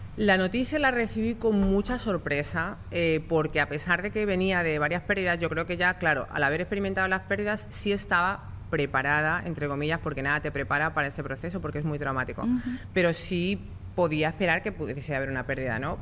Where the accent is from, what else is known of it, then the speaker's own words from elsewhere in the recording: Spain; moved away; yo soy española